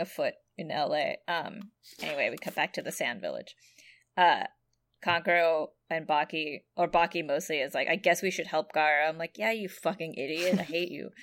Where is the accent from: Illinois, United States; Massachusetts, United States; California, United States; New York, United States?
California, United States; San Jose; my hometown of San Jose, California